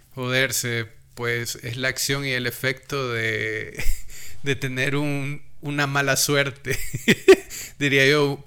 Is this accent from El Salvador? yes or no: yes; El Salvador; nuestro dialecto salvadoreño